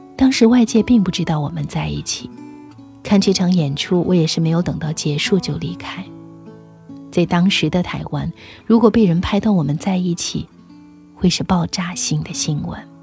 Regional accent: China; 我是中国人

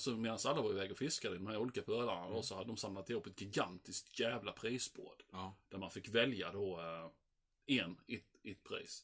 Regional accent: Sweden; jag var ensam svensk.

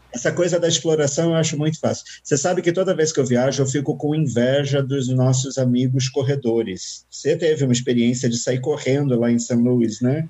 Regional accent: Rio de Janeiro, Brazil; Eu sou carioca. Se você vai na minha cidade, no Rio de Janeiro

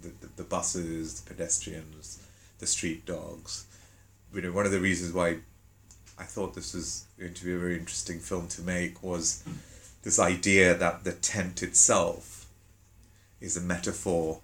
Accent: London, United Kingdom; also born or lived in Jaffna, Sri Lanka; I'm being brought up in a Tamil home in London, or, you know, we moved around a bit in the UK

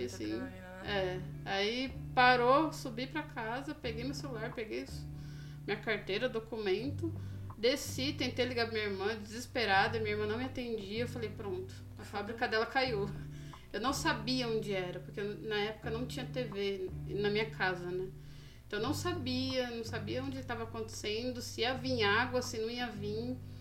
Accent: Brazil; moved away as an adult; also born or lived in Japan; só eu de brasileiro aqui

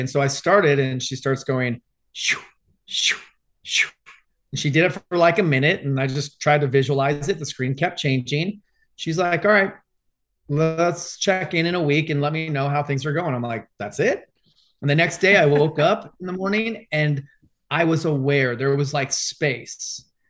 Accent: Arizona, United States; I grew up in Arizona, grew up my whole life playing sports

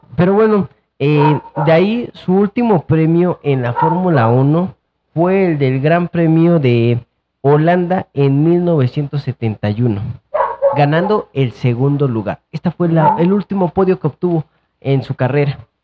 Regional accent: Mexico

